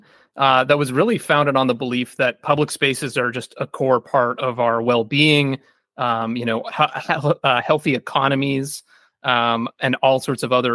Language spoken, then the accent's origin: English; Kitchener, Ontario, Canada; my hometown of Kitchener, Ontario.